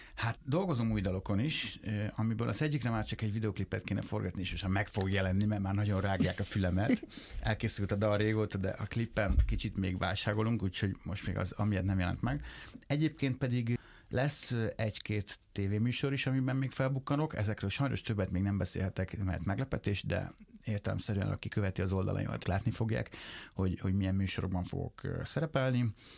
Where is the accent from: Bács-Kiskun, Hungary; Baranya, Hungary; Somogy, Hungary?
Bács-Kiskun, Hungary; Lajosmizse; moved away; még laknak abban a házban, ahol én felnőttem